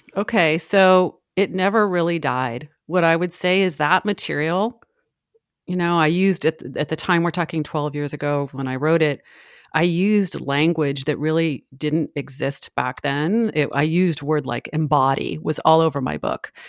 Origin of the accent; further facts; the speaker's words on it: San Francisco, California, United States; I'm from San Francisco. Um, I have spent most of my life there